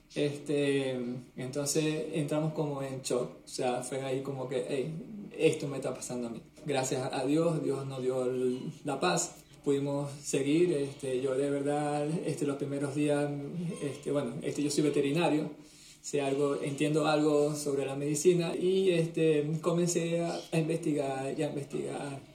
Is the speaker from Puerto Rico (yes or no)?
no; Venezuela; moved away as an adult; now in Canary Islands, Spain; te hablamos desde Canarias, España. Somos venezolanos que nos vinimos para, para este país desde hace más o menos 10 años.